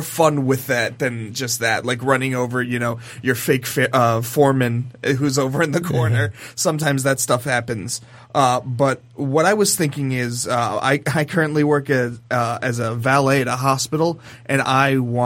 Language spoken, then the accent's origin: English; Ohio, United States; I'm from Ohio